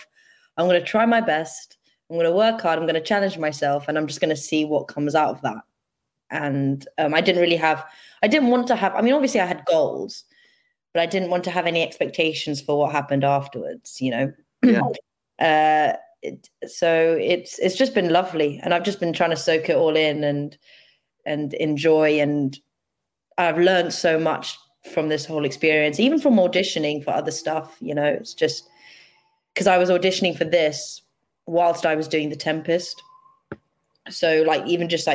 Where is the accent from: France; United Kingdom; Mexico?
United Kingdom; Reading, South East England; also born or lived in Dubai / India; now in London, United Kingdom; I'm originally from India. I lived in Reading, so outskirts of London. I grew up in Reading.